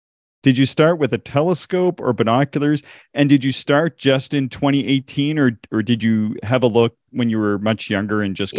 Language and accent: English; Nova Scotia, Canada; now in Alberta, Canada; I'm from Nova Scotia out east